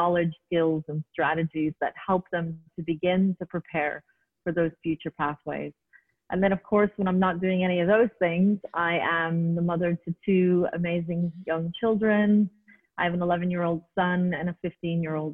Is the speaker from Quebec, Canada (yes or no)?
yes; Montreal, Quebec, Canada; moved away as an adult; now in United Arab Emirates; I was born and raised in Montreal, Quebec, Canada, and was there for all of my childhood and then moved to the United Arab Emirates back in the late 90s